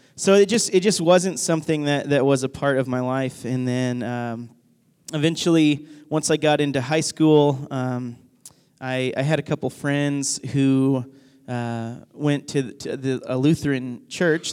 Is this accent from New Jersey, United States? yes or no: no; Northwest Arkansas, United States; whenever I was growing up, I grew up in Arkansas